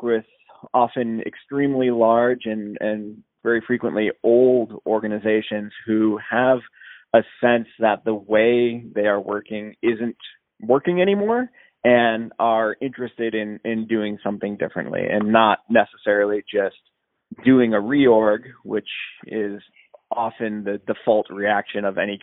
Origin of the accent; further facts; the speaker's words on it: Southeast Michigan, United States; now in Northern Virginia, United States; I'm originally from Southeast Michigan, but I'm living in Northern Virginia now.